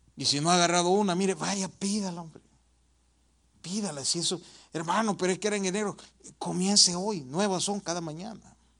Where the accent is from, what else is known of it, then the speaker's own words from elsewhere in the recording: El Salvador; moved away; Yo vengo de El Salvador